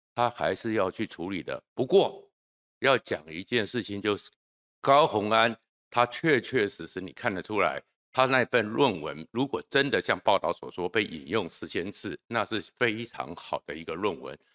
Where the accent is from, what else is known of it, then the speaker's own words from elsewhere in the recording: Taiwan; 我们台湾